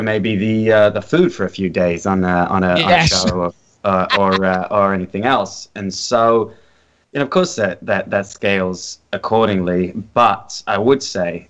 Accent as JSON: {"language": "English", "region": "London", "country": "United Kingdom", "tie": "born or raised there", "moved": "yes", "lives_now": "Los Angeles, United States", "said": "I grew up in North London, just off the Holloway Road"}